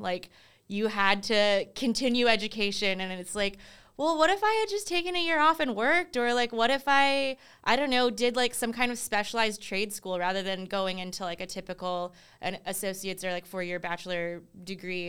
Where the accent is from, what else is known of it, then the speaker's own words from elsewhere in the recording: Durham, North Carolina, United States; also born or lived in South Korea / California; I was only three and a half months old when my parents uh, brought me to Durham. and that's where I spent like the majority of my life